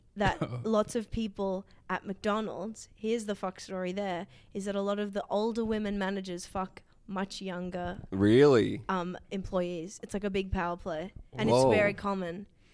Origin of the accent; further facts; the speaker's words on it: Sydney, New South Wales, Australia; I'm from Sydney.